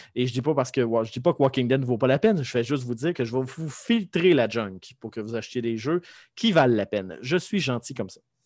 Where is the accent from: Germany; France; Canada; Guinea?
Canada; Lévis, Quebec; je viens de Lévis